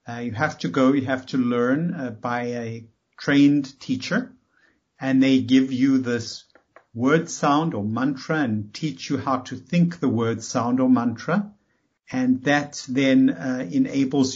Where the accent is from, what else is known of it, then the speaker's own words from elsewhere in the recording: South Africa; moved away as an adult; now in United States; I came from South Africa